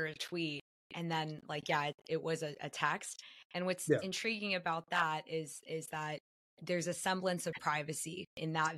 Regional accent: United States; I'm American

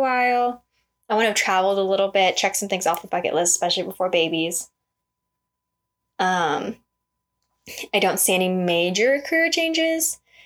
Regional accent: Las Vegas, Nevada, United States; I am born and raised in Vegas

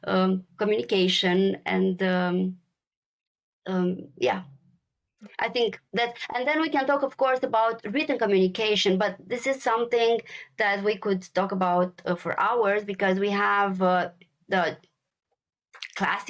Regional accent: Romania; moved away as an adult; also born or lived in Brussels, Belgium; Born and raised in Romania

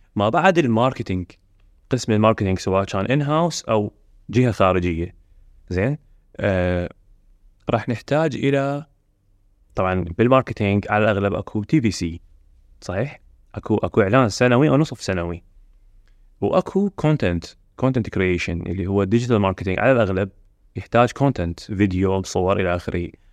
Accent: Iraq; عندنا بالعراق

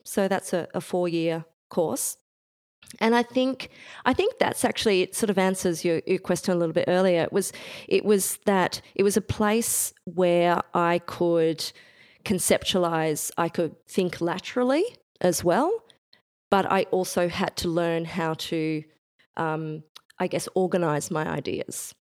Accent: Bendigo, Victoria, Australia; I grew up in Bendigo, Central Victoria.

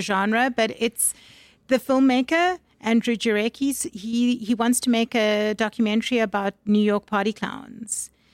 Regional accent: Durban, KwaZulu-Natal, South Africa; also born or lived in Harare, Zimbabwe; I was born in Zimbabwe and I grew up in Durban

